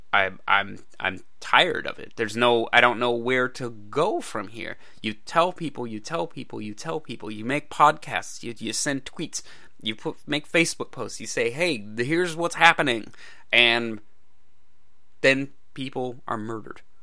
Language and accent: English; United States; I'm an American